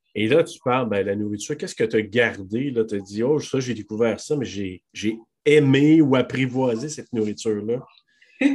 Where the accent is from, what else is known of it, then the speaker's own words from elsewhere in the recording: Quebec, Canada; chez nous, au Québec